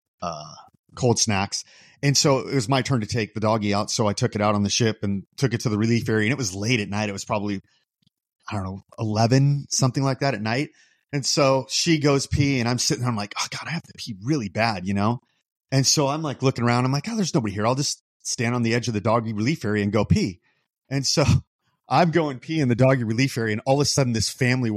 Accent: Bullhead City, Arizona, United States; I'm from Bullhead.

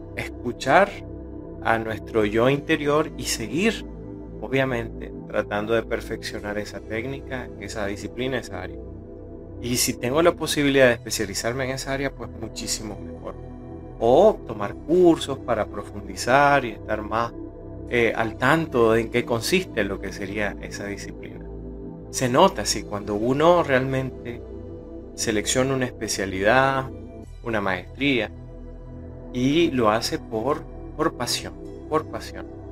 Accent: Nicaragua; aquí en mi país, en Nicaragua

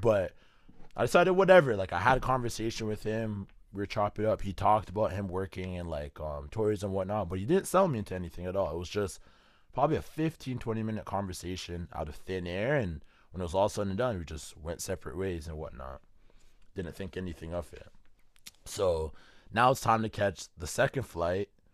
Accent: Canada; I'm from Canada

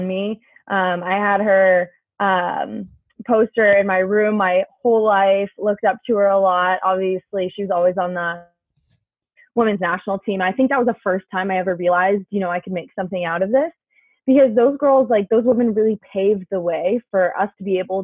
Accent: Littleton, Colorado, United States; Littleton was a great place to grow up

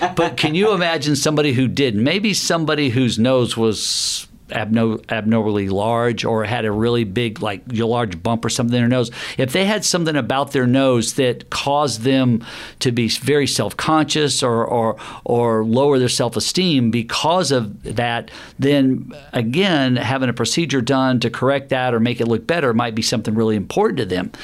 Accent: the South, United States; I grew up in the South

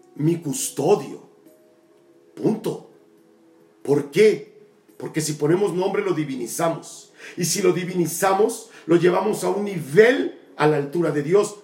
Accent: Tabasco, Mexico; mi tierra Tabasco, mi querido Macuspana

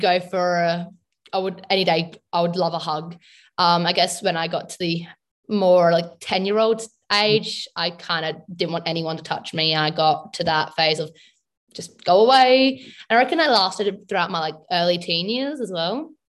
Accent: South Australia, Australia; I'm from South Australia, in Australia.

